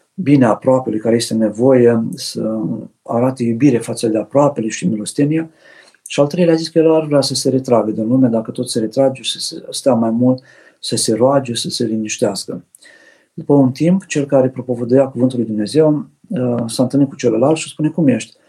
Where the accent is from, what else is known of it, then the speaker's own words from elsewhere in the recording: Romania; ca români